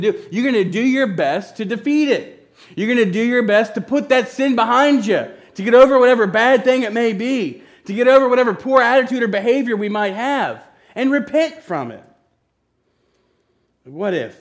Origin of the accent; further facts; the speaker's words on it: Hartford, Kentucky, United States; we're from Hartford, the home of 2,000 happy people and a few sore heads.